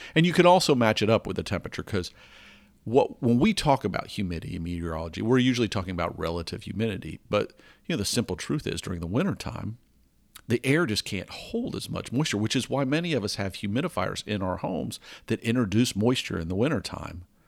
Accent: the South of the US, United States; I grew up in the South of the U S

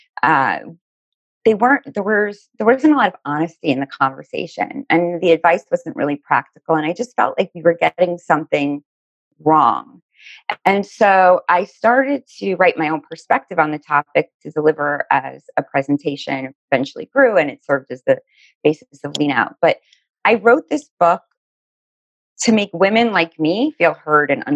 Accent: Miami, Florida, United States; now in New Jersey, United States; I'm originally from Miami, Florida

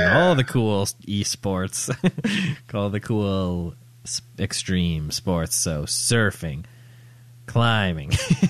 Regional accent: Canada; also born or lived in Toronto; I'm talking about Canada. I'm talking about my home country.

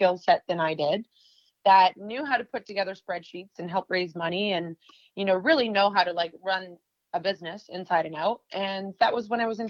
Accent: Canada; moved away as an adult; now in New York, United States; I'm originally from Canada

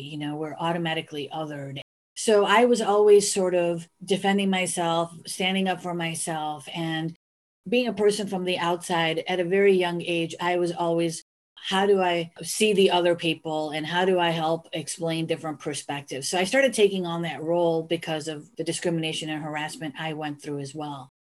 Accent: Chicago, Illinois, United States; born there; So I was actually conceived in India. and I was born in Chicago. So I was came out being in the middle of the American and the Indian culture.

